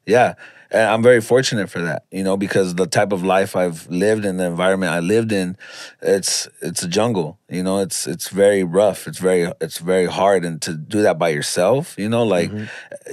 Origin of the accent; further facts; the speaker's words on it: Los Angeles, California, United States; I'm from Pacoima, California